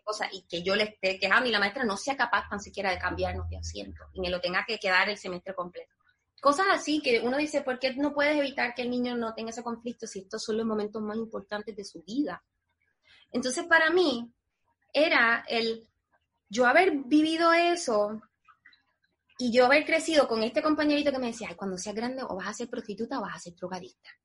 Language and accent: Spanish; Puerto Rico; moved away as an adult; now in United States; nosotros los puertorriqueños